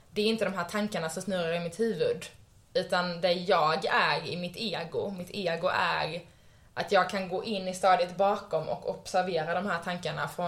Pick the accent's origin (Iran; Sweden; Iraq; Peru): Sweden; Skåne; born there; now in Stockholm, Sweden; jag är född i Skåne, jag bor i Stockholm, jag jobbar som det här.